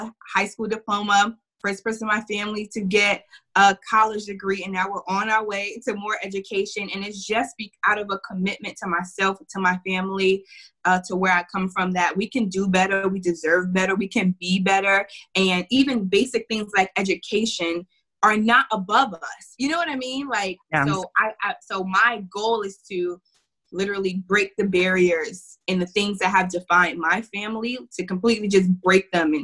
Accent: New York City, New York, United States; now in Chicago, United States; I grew up in Harlem.

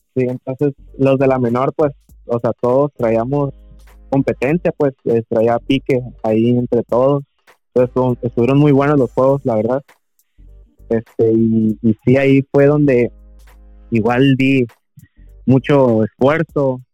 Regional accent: Loreto, Baja California Sur, Mexico; also born or lived in La Paz / San José del Cabo; nací en La Paz, me a vivir a, San José un año y ya toda mi vida acá en Loreto

